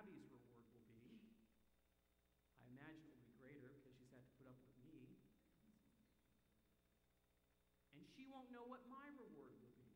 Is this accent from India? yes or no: no; Canada; moved away; as a Canadian